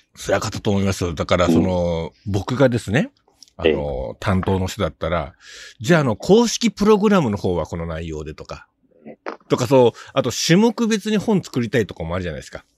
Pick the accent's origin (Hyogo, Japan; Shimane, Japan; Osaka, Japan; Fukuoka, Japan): Fukuoka, Japan; Kitakyushu; born or raised there